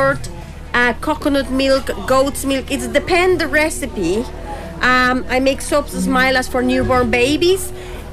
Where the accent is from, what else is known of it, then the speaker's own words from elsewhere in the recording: Guatemala; also born or lived in Hong Kong / England; now in Tipperary, Ireland; I'm original from Central America